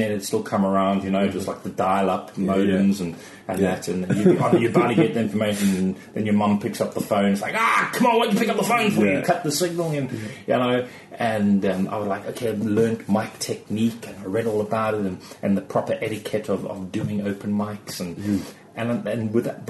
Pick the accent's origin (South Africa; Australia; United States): South Africa; Cape Town, Western Cape; moved away as an adult; now in Surrey, United Kingdom; It's Cape Town. Cape Town. That's where I'm from. That's my hometown. Born in Cape Town.